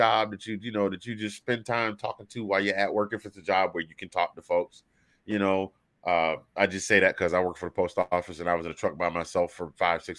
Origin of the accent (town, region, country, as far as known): Georgia, United States